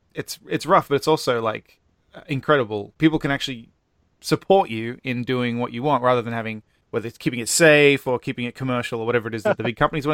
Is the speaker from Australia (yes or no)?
yes; Australia; moved away; obviously I'm from Australia